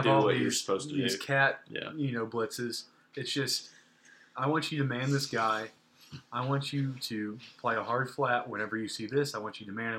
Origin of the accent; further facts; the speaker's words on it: Indiana, United States; I grew up in Northern Indiana.